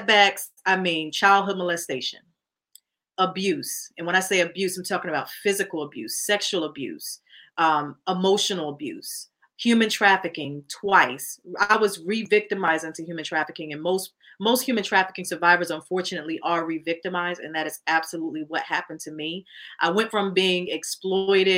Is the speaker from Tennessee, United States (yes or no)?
no; Connecticut, United States; now in New York, United States; I'm originally from Connecticut. I live in New York now